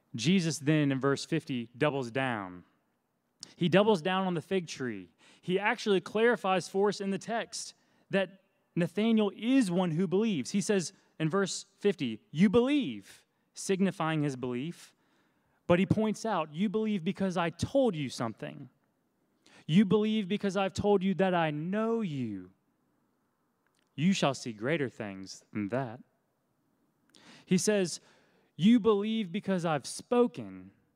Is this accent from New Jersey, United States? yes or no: no; Oconee County, near Athens, Georgia, United States; also born or lived in Richmond, Virginia; my family moved to Oconee County, right outside of Athens when I was six. That's where I was from kindergarten through senior year of high school